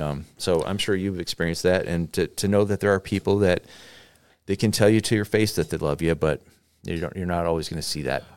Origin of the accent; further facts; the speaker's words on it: United States; we as American Christians